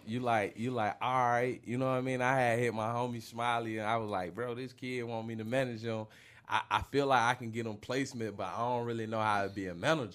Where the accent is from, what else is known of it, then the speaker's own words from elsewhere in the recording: Chicago, Illinois, United States; I'm from the Dell. You know what I'm saying? I originated from Chicago. I moved down.